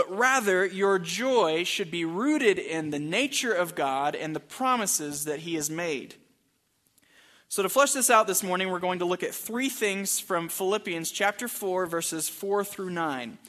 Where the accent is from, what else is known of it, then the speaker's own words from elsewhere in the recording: Texas, United States; now in Albuquerque, United States; my family, the …, uh, for about nine months now in Albuquerque. Many of you know we come from Texas. I went to the University of Texas.